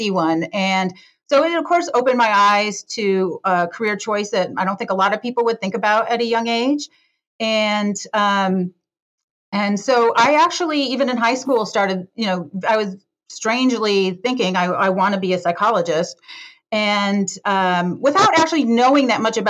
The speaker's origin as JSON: {"language": "English", "town": "Detroit", "region": "Michigan", "country": "United States", "tie": "born or raised there", "moved": "yes", "lives_now": "San Francisco, United States", "said": "I grew up in the Detroit, Michigan area, in a suburb of Detroit, Michigan"}